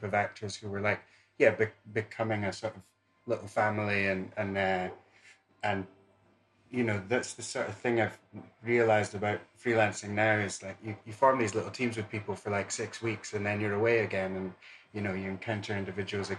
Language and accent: English; Dundee, Scotland, United Kingdom; growing up in Dundee Rep